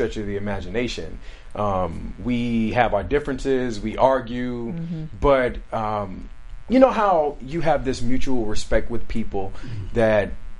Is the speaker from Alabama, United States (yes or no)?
yes; Alabama, United States; now in California, United States; at home with my family in Alabama